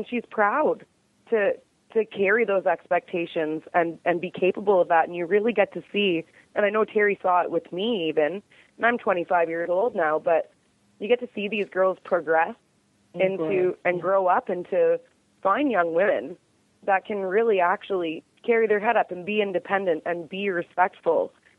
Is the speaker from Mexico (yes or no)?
no; Canada; I'm a Canadian cowgirl